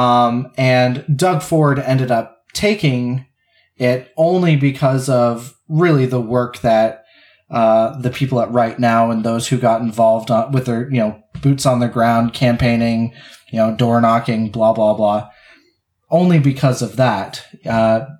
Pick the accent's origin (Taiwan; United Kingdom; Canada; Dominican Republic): Canada; We're Canadians